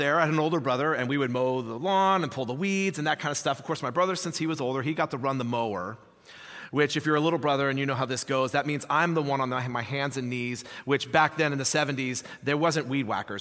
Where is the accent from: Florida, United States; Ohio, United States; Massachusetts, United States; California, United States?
California, United States; Hayward; I grew up in Hayward, so East Bay